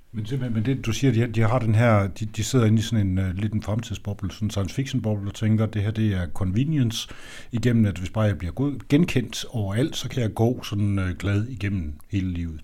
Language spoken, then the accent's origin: Danish; Denmark